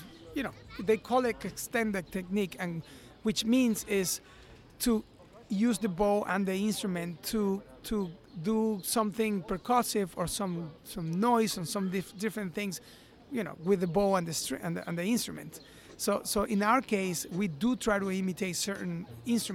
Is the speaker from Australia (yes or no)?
no; Venezuela; moved away as an adult; also born or lived in New York; I come from Venezuela, and I came to New York to study classical violin.